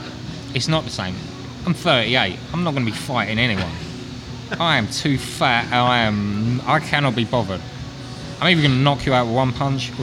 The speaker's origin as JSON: {"language": "English", "town": "Harlow", "region": "East of England", "country": "United Kingdom", "tie": "born or raised there", "moved": "yes", "lives_now": "Louisville, United States", "said": "growing up in Harlow, Newtown in Essex"}